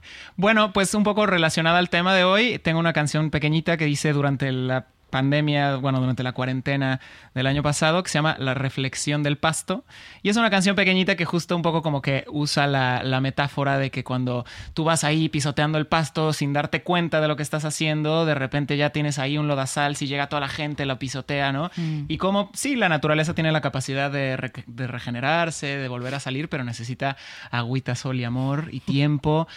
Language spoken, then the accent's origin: Spanish; Mexico; moved away; Yo que soy de México